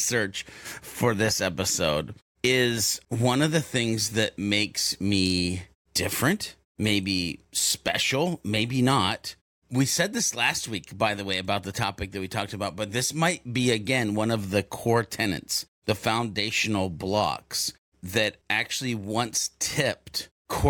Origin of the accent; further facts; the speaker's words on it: the South, Southern United States, United States; as a Southerner